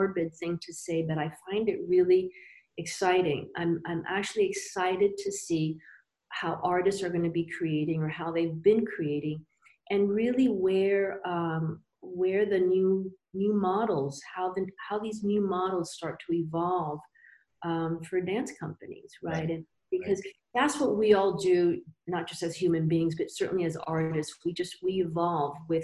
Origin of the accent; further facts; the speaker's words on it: Miami, Florida, United States; also born or lived in Cuba; I got to the States, to Miami at the age of two.